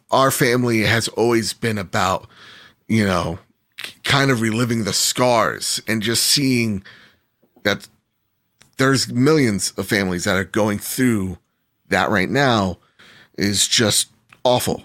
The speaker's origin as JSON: {"language": "English", "country": "United States", "said": "I'm American"}